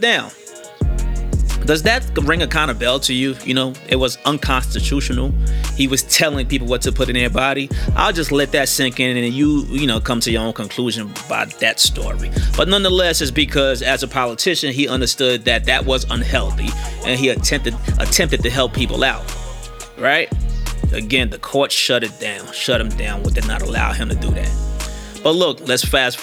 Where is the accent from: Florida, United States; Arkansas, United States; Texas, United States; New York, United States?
New York, United States; New York City; I'm from New York City, Queens, South Jamaica, Queens.